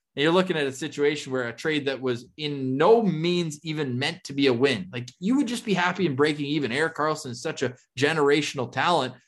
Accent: Ottawa, Ontario, Canada; moved away; I was in Ottawa, my hometown

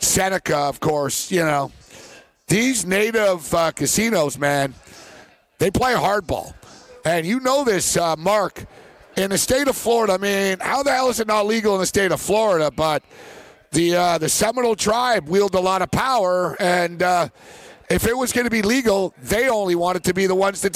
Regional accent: Montreal, Quebec, Canada; I am from Montreal

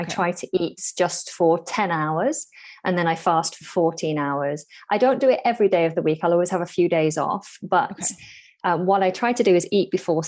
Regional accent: North West England, United Kingdom; now in near London, United Kingdom; Originally, I'm from the north of England near Manchester and Liverpool. Now I live down close to London, so in the south of England.

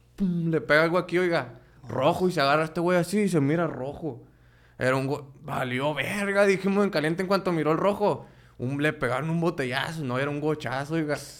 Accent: La Paz, Baja California Sur, Mexico; now in Culiacán, Mexico; yo nací en La Baja, en La Paz.

